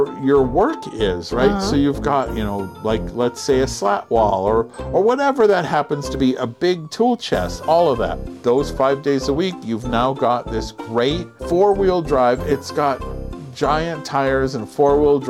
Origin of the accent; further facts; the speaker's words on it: California, United States; moved away; We're not from California anymore